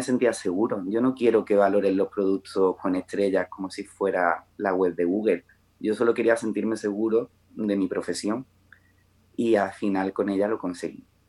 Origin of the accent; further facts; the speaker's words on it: Melilla, Spain; also born or lived in Málaga; now in Granada, Spain; yo soy de Melilla, pero vivo en Granada